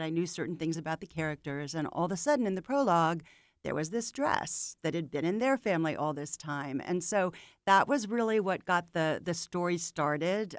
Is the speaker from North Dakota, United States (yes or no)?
no; St. Pete Beach, Florida, United States; moved away as an adult; now in Atlanta, United States; I grew up on St. Pete Beach, which is on the west coast of Florida